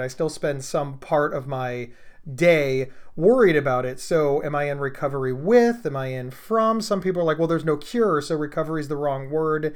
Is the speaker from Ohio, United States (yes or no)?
yes; Columbus, Ohio, United States; I'm from Columbus, Ohio